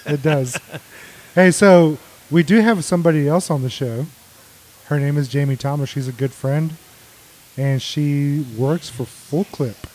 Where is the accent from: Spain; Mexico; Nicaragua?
Mexico; now in Texas, United States; I was born in Mexico. We lived on the border for a long time